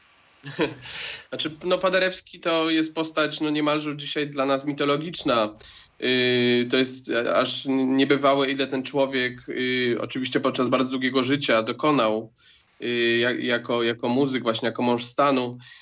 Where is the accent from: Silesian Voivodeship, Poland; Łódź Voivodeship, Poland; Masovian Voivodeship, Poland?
Łódź Voivodeship, Poland; Łódź; ja w zasadzie urodziłem się w Łodzi